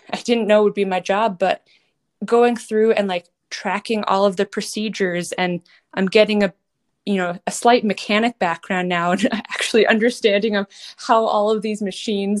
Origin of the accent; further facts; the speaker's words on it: Massachusetts, United States; moved away as an adult; also born or lived in Colorado / Kentucky / Minnesota; I grew up in Massachusetts, riding English, hunter jumpers, a little eventing